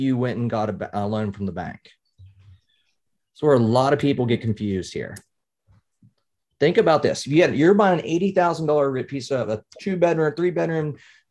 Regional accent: West Virginia, United States; now in Pennsylvania, United States; I'm originally from West Virginia

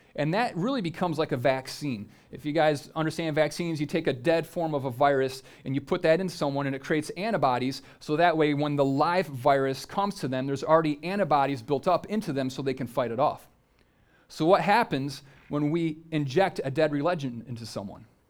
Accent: United States; if you're an American

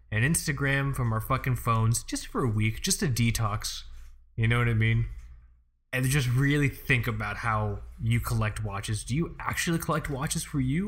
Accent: Florida, United States; I'm from Florida

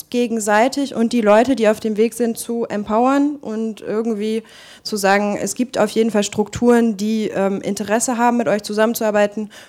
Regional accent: Germany; in Marokko arbeite nicht nur ich als Deutsche

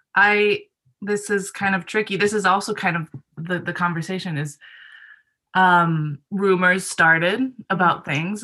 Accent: Japan; moved away; I grew up in Japan where sexual education is also very, very lacking

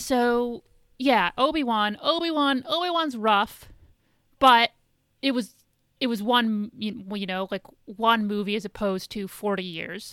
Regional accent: about three hours from Chicago, Midwest, United States; moved away; I grew up, um, like, my hometown's about three hours

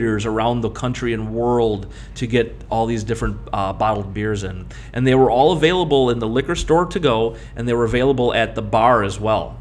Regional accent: Berwyn, Illinois, United States; In my hometown, I grew up in Berwyn, Illinois, right outside Chicago

